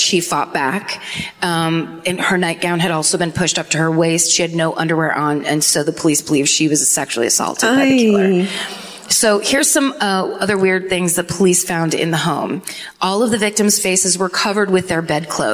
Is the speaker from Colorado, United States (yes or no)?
no; California, United States; I'm from California